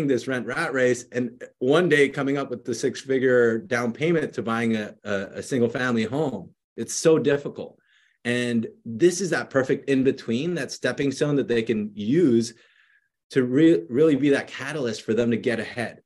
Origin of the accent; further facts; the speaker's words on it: Philippines; now in San Jose, United States; I grew up in the Philippines when I was younger and then moved over here to San Jose, California